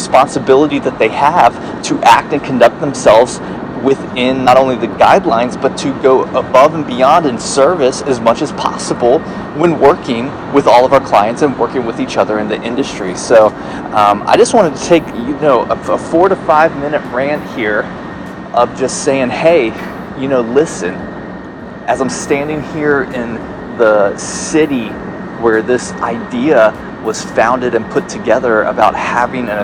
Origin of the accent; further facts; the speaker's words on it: Chicago, Illinois, United States; now in North Myrtle Beach, United States; my hometown, Chicago